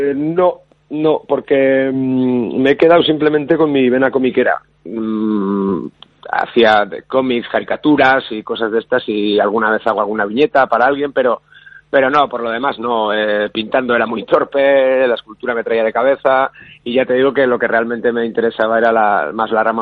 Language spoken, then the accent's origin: Spanish; Basque Country, Spain